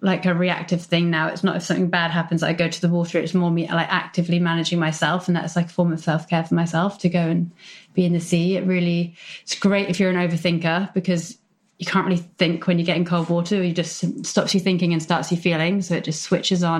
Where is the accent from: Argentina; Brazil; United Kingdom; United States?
United Kingdom; North Devon, South West England; now in London, United Kingdom; So I grew up in North Devon by the sea.